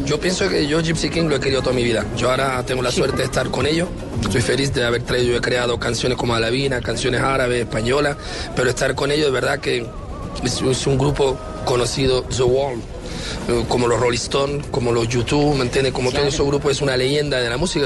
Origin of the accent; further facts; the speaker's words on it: France; Yo nací al lado de París, pero me tocó lo mismo, mis padres vinieron después de la guerra de Franco